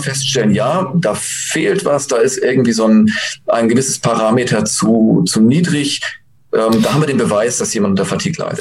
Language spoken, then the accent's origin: German; Germany